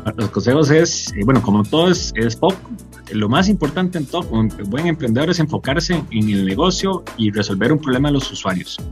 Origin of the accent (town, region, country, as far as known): Costa Rica